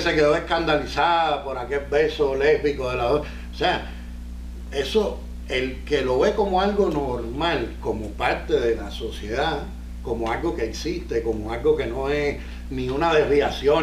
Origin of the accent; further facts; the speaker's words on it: Cuba; now in Miami, United States; soy comediante, cubano, vivo en Miami